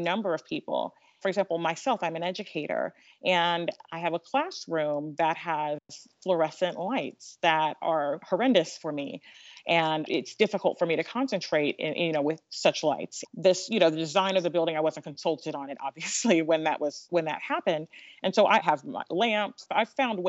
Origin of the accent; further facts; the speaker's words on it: United States; I'm African American. I'm also of African descent. My parents are African immigrants